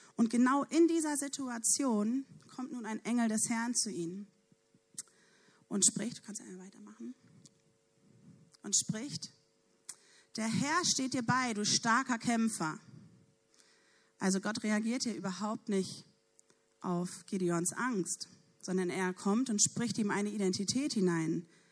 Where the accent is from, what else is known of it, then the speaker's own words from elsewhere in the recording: Neumünster, Schleswig-Holstein, Germany; ich komme ja nun aus Neumünster